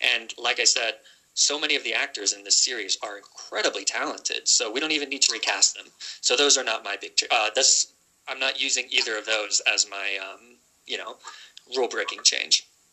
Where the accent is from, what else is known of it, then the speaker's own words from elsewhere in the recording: United States; accent: American; my American accent